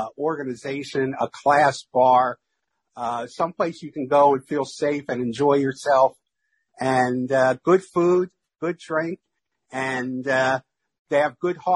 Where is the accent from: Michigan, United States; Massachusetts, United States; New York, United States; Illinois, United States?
New York, United States; New York City; moved away; I grew up about 5 blocks from where Ebbets Field used to be